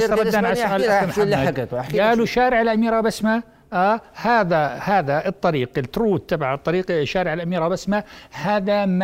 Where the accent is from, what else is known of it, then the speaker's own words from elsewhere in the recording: Jordan; بمعنى احنا في عندنا في الأردن عدة جهات آه، اللي مسؤولة عن النقل العام